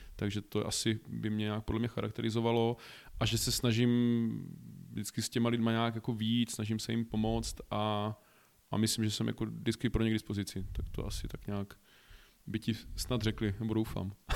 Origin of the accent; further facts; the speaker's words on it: Olomouc, Olomouc Region, Czechia; moved away as an adult; now in Prague, Czech Republic; jsem původem z Olomouce